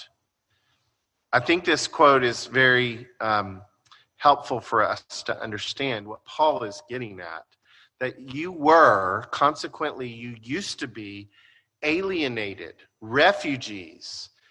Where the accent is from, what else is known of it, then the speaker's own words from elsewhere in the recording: United States; by being Americans